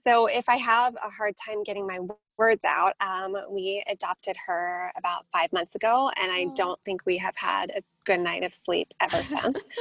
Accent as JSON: {"language": "English", "town": "San Diego", "region": "California", "country": "United States", "tie": "born or raised there", "also_born_or_lived": "Boulder, Colorado", "said": "moved to San Diego when I was about seven and have been here ever since."}